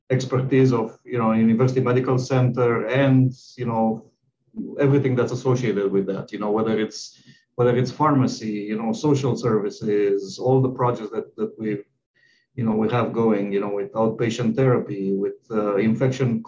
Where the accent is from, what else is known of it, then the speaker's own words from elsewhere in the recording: Romania; moved away as an adult; also born or lived in Texas; now in Nebraska, United States; I'm from Romania, which is in, you know, Eastern Europe, and I graduated from medical school there, and then I moved to the United